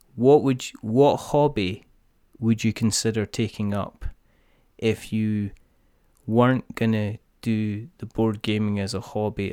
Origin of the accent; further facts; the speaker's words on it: Scotland, United Kingdom; I'm Scottish